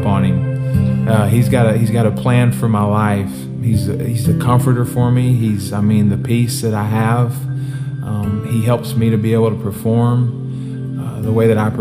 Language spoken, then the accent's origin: English; Texas, United States; also born or lived in Baton Rouge, Louisiana; I was born in Baton Rouge, Louisiana. Moved to Texas when I was in third grade.